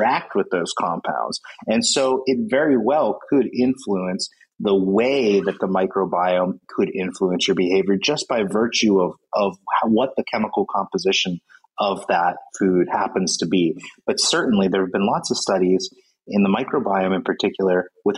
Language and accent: English; United States; I'm from the United States